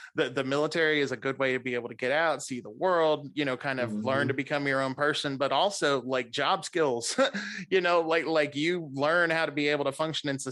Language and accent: English; Clarksville, Tennessee, United States; I grew up in Clarksville